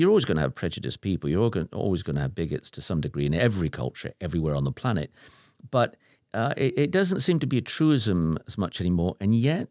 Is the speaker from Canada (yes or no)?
no; United Kingdom; I was born and raised in Britain